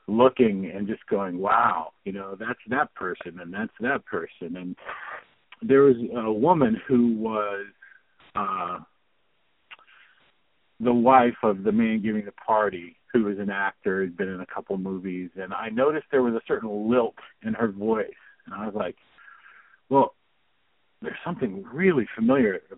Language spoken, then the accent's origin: English; Ohio, United States; I grew up in Ohio, and I used to spend my summers in Bondsville